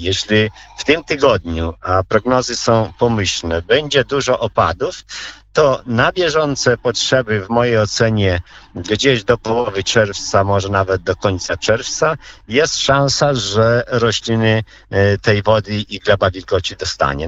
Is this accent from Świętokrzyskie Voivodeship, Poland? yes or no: no; Podlaskie Voivodeship, Poland; tutaj u nas na Podlasiu